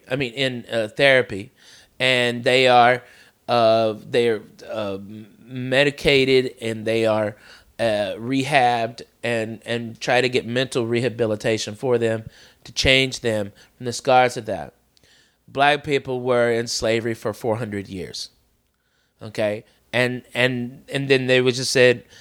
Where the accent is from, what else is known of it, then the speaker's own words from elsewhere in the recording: the South, United States; moved away; growing up in the South